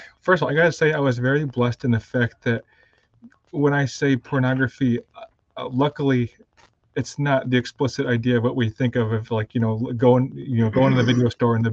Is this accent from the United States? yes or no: yes; Spencerport, New York, United States; I grew up in Spencerport, which is a suburb of Rochester